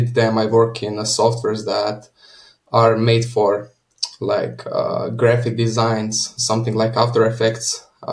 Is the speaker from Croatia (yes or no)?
yes; Croatia; I come from Croatia. I live next to the capital city of Zagreb